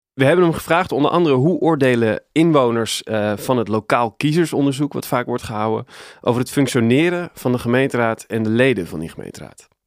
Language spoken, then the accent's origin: Dutch; Nieuwegein, Utrecht, Netherlands; ik ben opgegroeid in Nieuwegein.